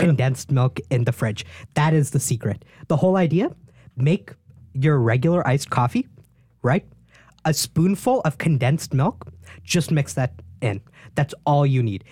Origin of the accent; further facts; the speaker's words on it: East Coast, Northeast, United States; moved away; I'm from the East Coast, like, Northeast.